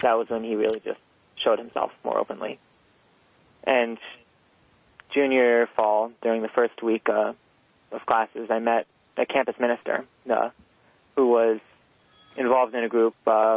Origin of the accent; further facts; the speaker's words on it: New York City, New York, United States; I'm from New York City, and I grew up in a pretty liberal Jewish home